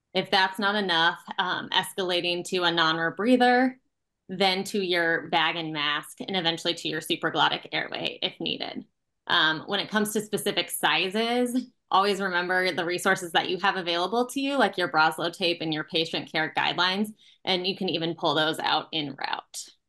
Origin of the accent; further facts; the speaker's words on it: Nebraska, United States; moved away as an adult; now in Milwaukee, United States; I'm from Nebraska originally